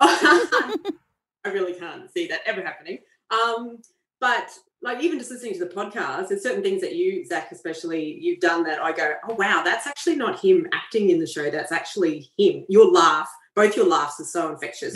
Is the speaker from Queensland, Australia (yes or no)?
yes; Queensland, Australia; Queensland, which is actually my home state